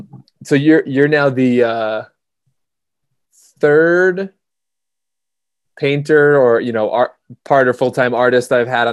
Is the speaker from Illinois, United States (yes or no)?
no; Minnesota, United States; now in Jackson, United States; I was raised in Minnesota.